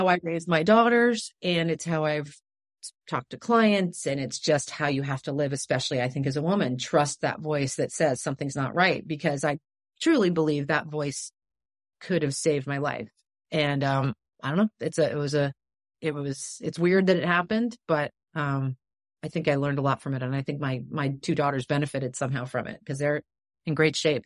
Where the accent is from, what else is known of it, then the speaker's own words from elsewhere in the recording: New York, United States; moved away; I loved growing up in New York.